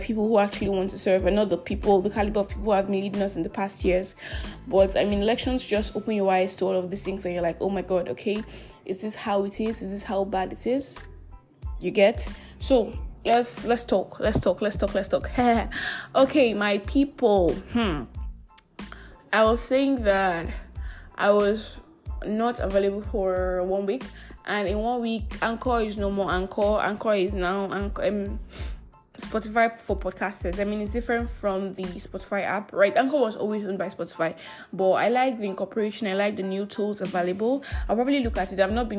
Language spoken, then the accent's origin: English; Asaga, Abia, Nigeria; I came to Abia City, Nigeria, my hometown, Asaga in Ohafia, to vote and to be home for the elections, right?